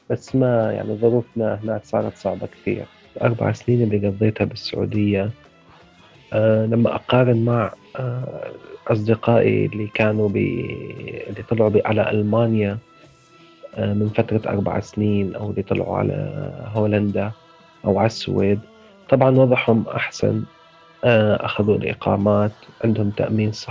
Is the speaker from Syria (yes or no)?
yes; Izraa, Daraa Governorate, Syria; moved away as an adult; من مدينة إزرع بريف درعا درست اقتصاد بجامعة دمشق آه، اشتغلت بالهلال الأحمر السوري قسم الإسعاف طلعت من سوريا بسنة 2015